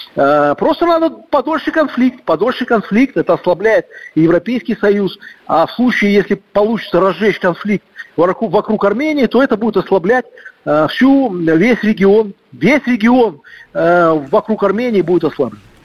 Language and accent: Russian; Belarus; мы, белорусы